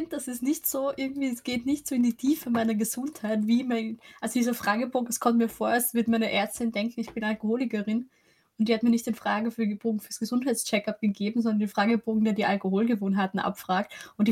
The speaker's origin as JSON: {"language": "German", "region": "Lower Austria", "country": "Austria", "said": "Ich meine, ich komme aus dem Weinviertel"}